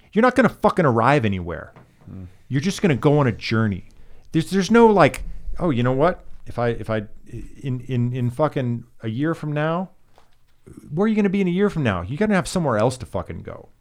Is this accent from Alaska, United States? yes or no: yes; Alaska, United States; now in Los Angeles, United States; I'm from Alaska